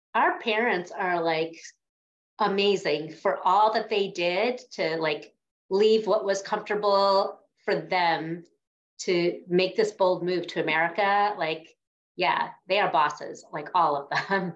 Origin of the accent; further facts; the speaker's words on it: New York, United States; I grew up in New York